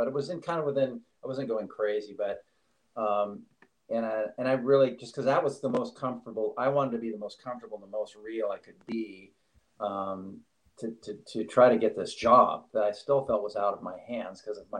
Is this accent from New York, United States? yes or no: yes; Staten Island, New York, United States; born there; I mean, I was born in Staten Island, but of course I don't know anything about it. So it reacquainted me with New York City, and it's a place I love and can continue to go back to always.